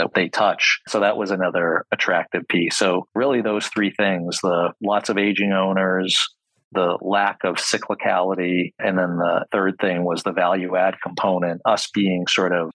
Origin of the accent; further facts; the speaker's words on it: Boston, Massachusetts, United States; now in Upstate New York, United States; I'm from Boston originally